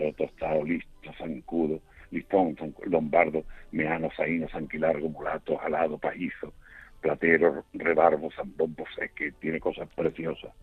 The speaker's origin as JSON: {"language": "Spanish", "area": "Aznalcázar", "region": "Andalusia", "country": "Spain", "tie": "born or raised there", "said": "en mi pueblo"}